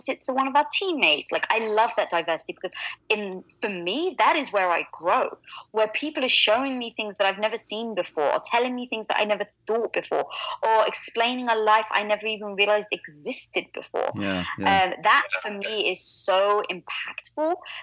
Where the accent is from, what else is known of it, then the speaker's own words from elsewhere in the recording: London, United Kingdom; accent: British; now in Los Angeles, United States; growing up in London, I was from a very traditional Greek neighborhood